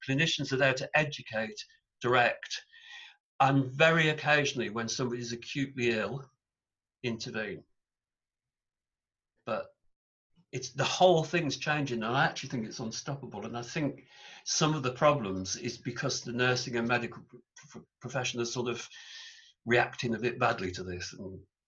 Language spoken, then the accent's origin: English; England, United Kingdom; in England, English people are really funny, in my opinion, although I'm English